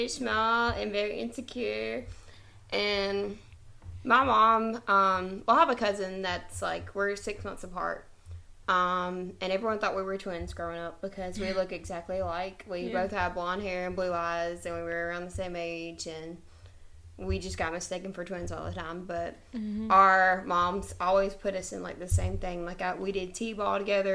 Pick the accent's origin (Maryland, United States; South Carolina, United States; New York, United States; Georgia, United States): South Carolina, United States; We're from a really small town in South Carolina